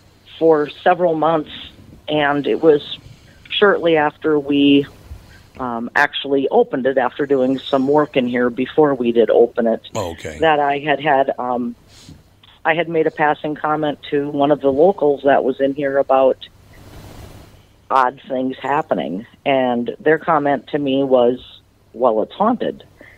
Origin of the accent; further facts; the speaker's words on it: Butterfield, Minnesota, United States; I'm from a small town in southern Minnesota called Butterfield.